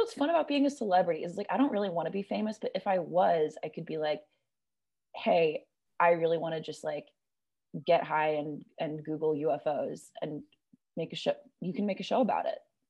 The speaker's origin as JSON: {"language": "English", "region": "California", "country": "United States", "tie": "born or raised there", "said": "I grew up in California"}